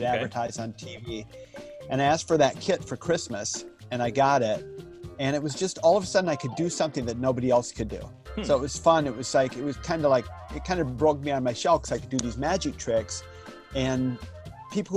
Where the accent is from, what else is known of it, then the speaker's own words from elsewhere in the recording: Zephyrhills, Florida, United States; I grew up in Zephyr Hills, Florida